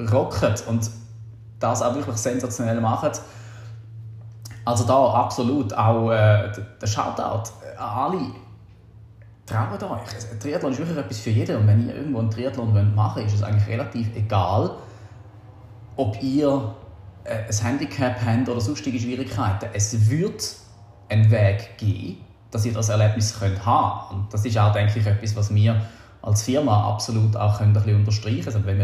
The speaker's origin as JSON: {"language": "German", "country": "Austria", "said": "Aber äh, wie du weißt, Patrick, bin ich Österreicher und gewisse Sachen, Charaktereigenschaften habe ich wohl von daher mitgenommen."}